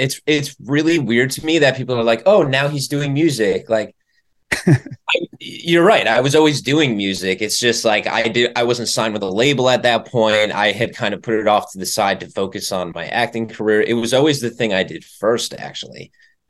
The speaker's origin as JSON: {"language": "English", "town": "Chicago", "region": "Illinois", "country": "United States", "tie": "born or raised there", "said": "Yes, sir. Born and raised. Cubs fan."}